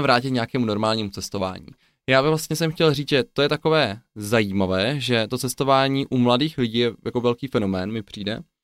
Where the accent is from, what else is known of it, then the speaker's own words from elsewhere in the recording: Czechia; jako správní Češi